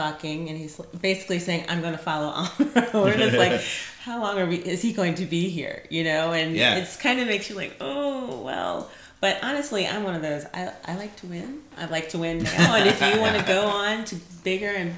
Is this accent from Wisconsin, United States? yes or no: no; Atlanta, Georgia, United States; I grew up in Atlanta